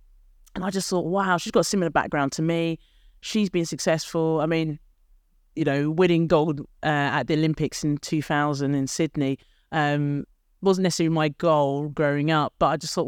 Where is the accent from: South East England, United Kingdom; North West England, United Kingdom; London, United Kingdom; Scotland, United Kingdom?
London, United Kingdom; Edmonton; I grew up in a very deprived area, council estate